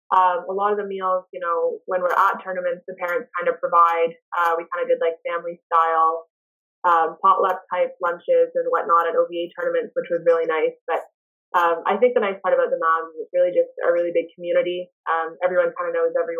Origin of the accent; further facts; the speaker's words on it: Ottawa, Ontario, Canada; moved away as an adult; also born or lived in Thunder Bay, Ontario; growing up in Ottawa